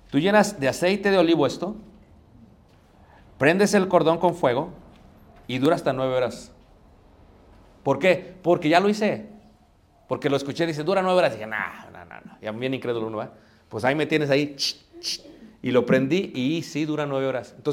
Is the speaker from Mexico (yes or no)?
yes; Mexico; Pero nosotros ¿qué hacemos? somos mexicanos. Lo que importa es qué? Ahorrar.